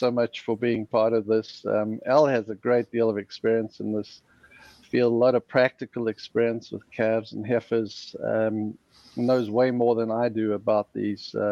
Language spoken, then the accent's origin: English; South Africa; moved away as an adult; also born or lived in Wisconsin, United States; now in Central Valley, California, United States; South African raised and born and educated